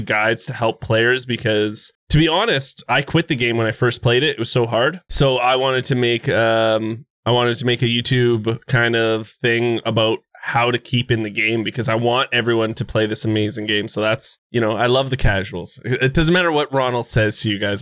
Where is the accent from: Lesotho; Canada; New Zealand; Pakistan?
Canada; I'm Canadian